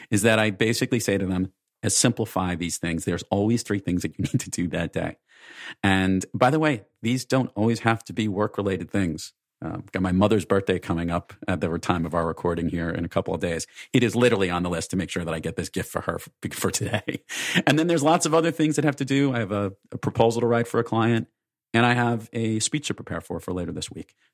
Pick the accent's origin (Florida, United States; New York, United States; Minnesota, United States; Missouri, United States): New York, United States; I'm from New York